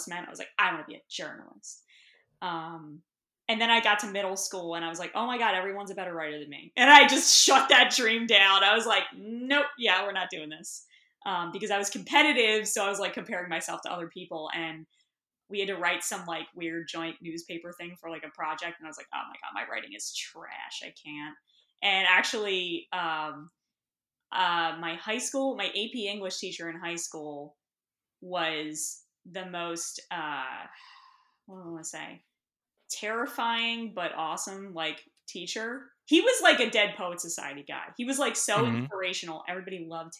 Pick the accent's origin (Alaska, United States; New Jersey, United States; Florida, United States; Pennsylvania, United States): Pennsylvania, United States; Bucks County; also born or lived in Lehigh Valley / Philadelphia; I grew up in Bucks County